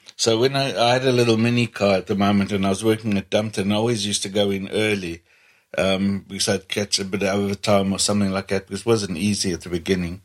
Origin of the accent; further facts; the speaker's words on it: Kabwe, Central Province, Zambia; now in United Kingdom; I'm actually from Zambia